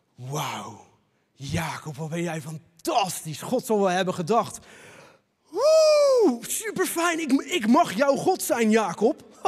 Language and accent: Dutch; Leiden, South Holland, Netherlands; Als echte Leidenaar